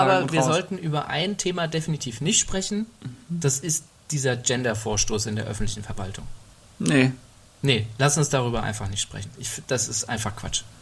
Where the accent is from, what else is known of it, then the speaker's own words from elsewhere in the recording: Germany; ich bin Mensch mit Migrationsdefizit, ich bin in Deutschland groß geworden äh, und äh, bin noch nicht mal innerhalb Deutschlands großartig migriert